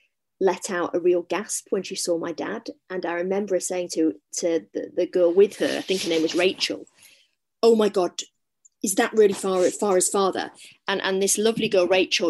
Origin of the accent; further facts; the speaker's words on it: Salford, North West England, United Kingdom; I grew up in Salford in Manchester.